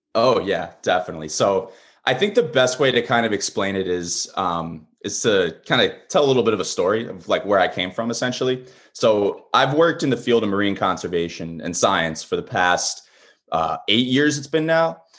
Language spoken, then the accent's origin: English; Long Island, New York, United States; moved away as an adult; now in Portsmouth, United States; originally, I'm from Long Island, New York. I grew up, uh, a Mets, a Mets and, uh, Jets fan down there